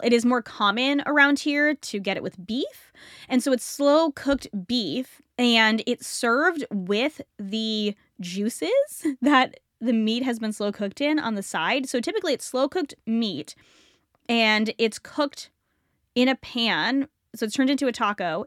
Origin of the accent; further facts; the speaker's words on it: United States; also born or lived in Canada; I was born in America, grew up in America.